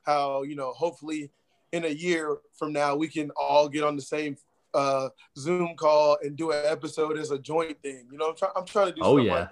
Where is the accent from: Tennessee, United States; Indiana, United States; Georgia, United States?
Georgia, United States; Atlanta; we held little games back in my hometown